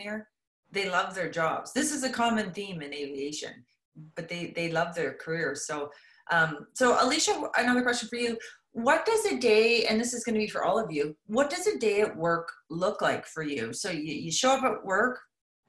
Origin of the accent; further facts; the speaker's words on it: Saint John, New Brunswick, Canada; also born or lived in Moncton; I lived in Moncton for a while. I grew up in St. John